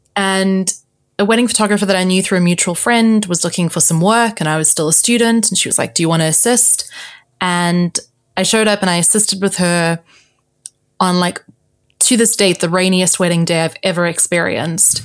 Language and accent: English; South Africa; now in London, United Kingdom; I am South African, Portuguese, living in London